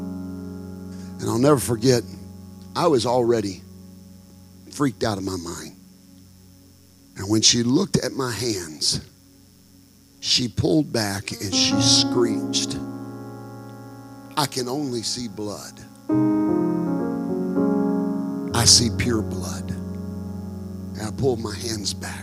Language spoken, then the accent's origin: English; Texarkana, United States; my hometown in Texarkana